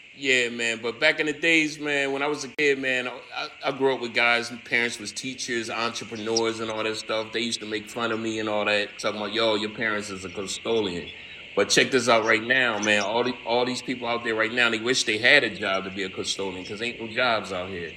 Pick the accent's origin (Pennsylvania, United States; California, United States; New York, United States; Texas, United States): Pennsylvania, United States; Philadelphia; I grew up in the hood of Philadelphia